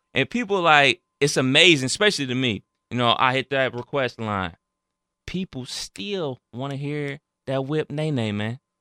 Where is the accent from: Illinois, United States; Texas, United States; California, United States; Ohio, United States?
Ohio, United States; Cleveland; I'm from Cleveland, that's where the Rock Hall is